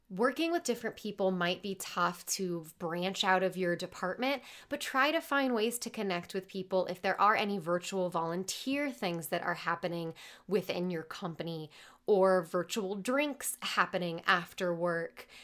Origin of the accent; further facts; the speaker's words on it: Midwest, United States; I'm from the Midwest